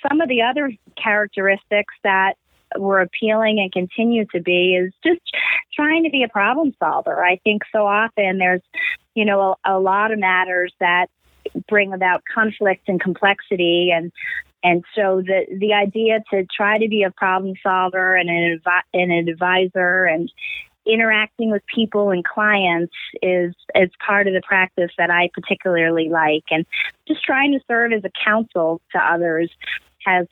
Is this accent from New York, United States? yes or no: yes; Stony Brook, New York, United States; moved away as an adult; also born or lived in Pennsylvania; now in Philadelphia, United States; I grew up in Stony Brook, Long Island in New York